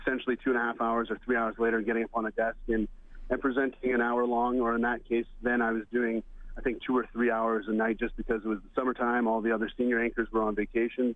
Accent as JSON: {"language": "English", "town": "Edmonton", "region": "Alberta", "country": "Canada", "tie": "born or raised there", "also_born_or_lived": "British Columbia / Toronto", "moved": "as an adult", "said": "I grew up in the Edmonton area, so growing up, I went to SFL games a couple times a summer"}